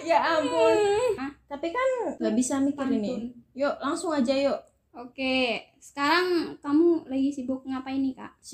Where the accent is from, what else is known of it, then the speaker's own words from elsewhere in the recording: Indonesia; accent: medok; kalau aku ngomongnya tuh medok medok gitu